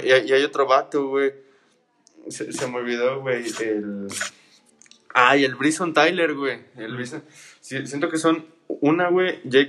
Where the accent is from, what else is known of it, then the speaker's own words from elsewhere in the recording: Mexico; los mexicanos